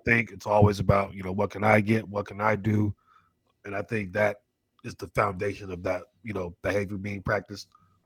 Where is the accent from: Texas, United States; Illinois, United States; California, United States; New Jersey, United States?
California, United States; the Bay Area; I'm from the Bay Area